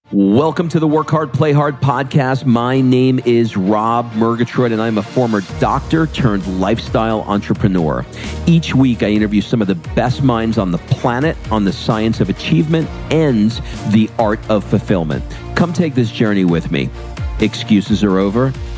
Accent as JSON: {"language": "English", "region": "New York", "country": "United States", "tie": "born or raised there", "said": "I grew up in New York"}